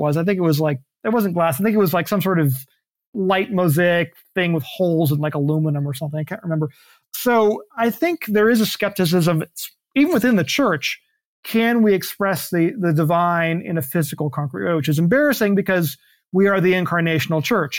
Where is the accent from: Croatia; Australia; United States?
United States; Tallahassee, Florida; my hometown in Tallahassee.